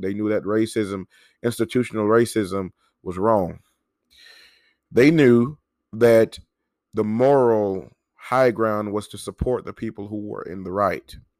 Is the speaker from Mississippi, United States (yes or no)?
yes; Mississippi, United States; my home state of Mississippi